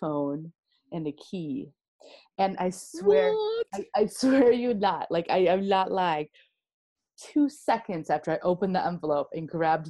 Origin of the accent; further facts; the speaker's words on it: Midwest, United States; And I'm from the Midwest, so we just smile at everyone all the time.